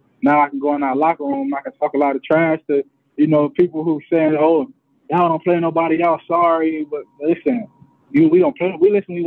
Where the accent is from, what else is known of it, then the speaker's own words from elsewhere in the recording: Delray Beach, Florida, United States; I'm from Delray Beach